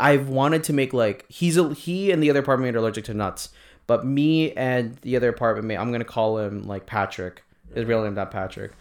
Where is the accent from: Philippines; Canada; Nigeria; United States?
Philippines; me being Filipino